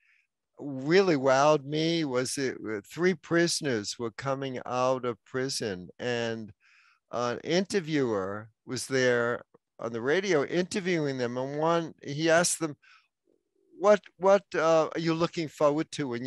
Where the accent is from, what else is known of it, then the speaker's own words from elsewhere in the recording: New York City, New York, United States; moved away; New York City, my hometown